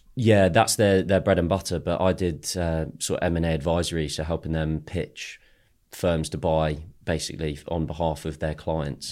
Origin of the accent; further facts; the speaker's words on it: London, United Kingdom; also born or lived in Chicago, United States / Ashford, Surrey / Exeter; I grew up in Ealing. So, I grew up West London area, uh, till seven, then moved to the States, actually. So, I lived in Chicago for five years and then came back to Ashford